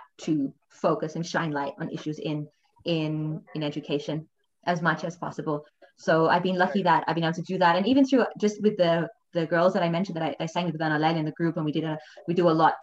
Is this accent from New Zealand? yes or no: no; Melbourne, Victoria, Australia; moved away as an adult; also born or lived in London, United Kingdom / Thailand; now in Brazil; I was born in Australia and I grew up in a very privileged environment